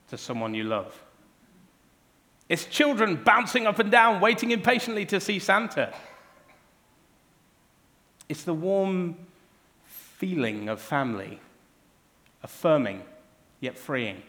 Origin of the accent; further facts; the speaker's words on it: Cornwall, South West England, United Kingdom; growing up in Cornwall, it was always Cornish pasties